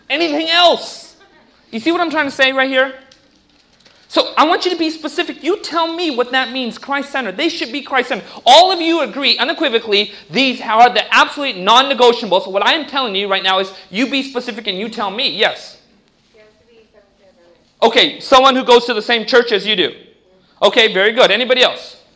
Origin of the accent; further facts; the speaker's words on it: California, United States; No, I grew up in Orange County. I didn't like nature in the beginning either.